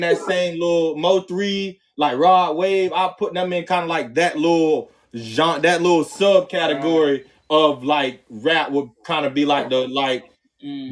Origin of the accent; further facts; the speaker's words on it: Florida, United States; a Florida nigga